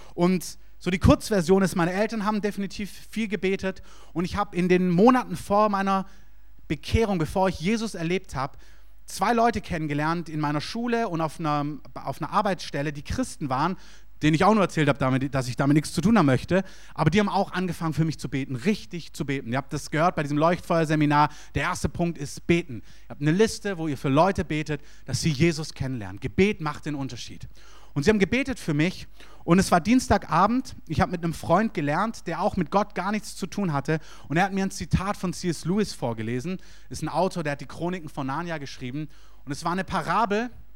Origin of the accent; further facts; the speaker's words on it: Stuttgart, Baden-Württemberg, Germany; moved away as an adult; also born or lived in Berlin; Ich komme aus Stuttgart